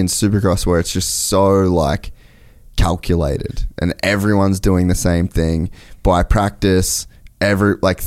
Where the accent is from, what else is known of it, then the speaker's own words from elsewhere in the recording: Australia; moved away; I grew up in Australia